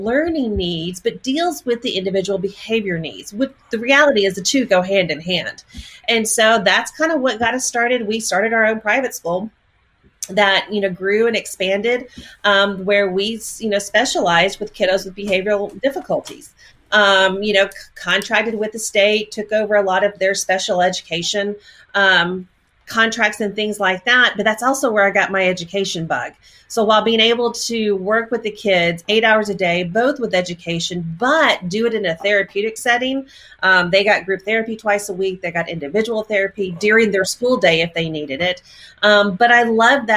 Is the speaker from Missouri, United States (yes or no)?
no; Texas, United States; moved away as an adult; now in Oklahoma, United States; born and raised in Texas. And yes, I know I live in Oklahoma